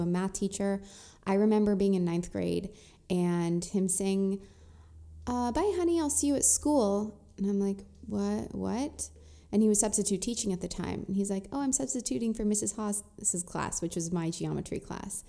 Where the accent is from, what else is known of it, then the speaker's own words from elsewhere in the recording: Orange County, California, United States; I grew up in Orange County, so I was one of the only Jewish people there